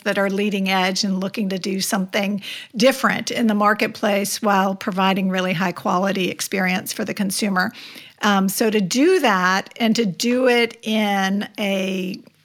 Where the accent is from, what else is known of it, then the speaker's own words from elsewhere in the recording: Palm Beach County, South Florida, United States; also born or lived in Denver; I grew up in Palm Beach County, and I was blessed to live for about a year and a half in Denver